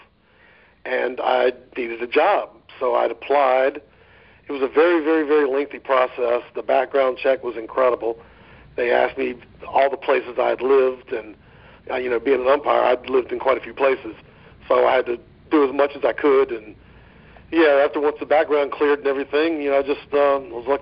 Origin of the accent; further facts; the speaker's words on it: Virginia, United States; moved away as an adult; now in Florida, United States; I was from Virginia, and I moved to Florida to pursue the baseball thing